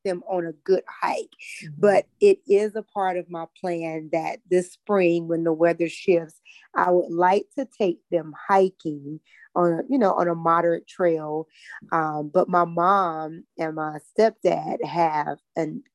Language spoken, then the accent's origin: English; North Carolina, United States; I grew up right here in North Carolina, in a little town, 45 minutes outside of Charlotte.